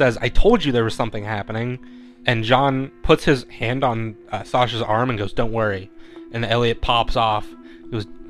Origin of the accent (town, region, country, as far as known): Phoenix, Arizona, United States